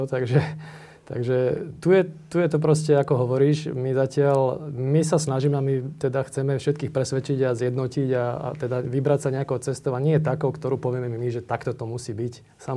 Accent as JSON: {"language": "Slovak", "country": "Slovakia", "said": "akí sme my Slováci"}